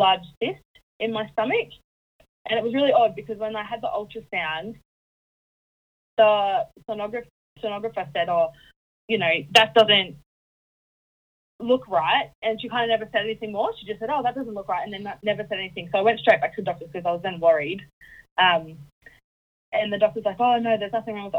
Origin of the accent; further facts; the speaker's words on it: Townsville, Queensland, Australia; now in Puckapunyal, Australia; I'm originally from North Queensland, so I originally came from Townsville in North Queensland.